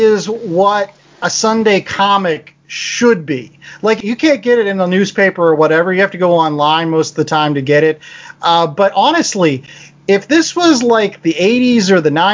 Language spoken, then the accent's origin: English; Pittsburgh, Pennsylvania, United States; my hometown of Pittsburgh